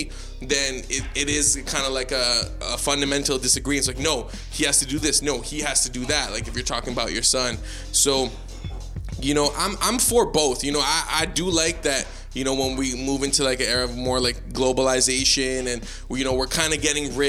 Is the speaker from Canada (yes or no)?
yes; Toronto, Ontario, Canada; we're Canadian in the sense that we grew up in a Canadian school system. Culturally, we're from Toronto